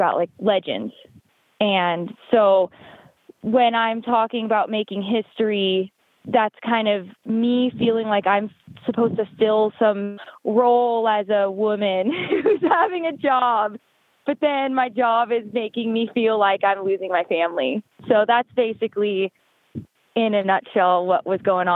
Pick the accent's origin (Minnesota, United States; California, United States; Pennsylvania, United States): California, United States; Sonoma County, Petaluma, Santa Rosa area, Northern; moved away as an adult; also born or lived in Lodi, California; now in Winnemucca, United States; I'm from Northern California. I'm from Sonoma County, Petaluma, Santa Rosa area.